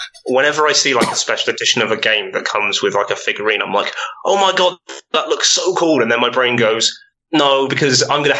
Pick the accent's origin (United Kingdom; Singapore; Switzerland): United Kingdom; That was me being British.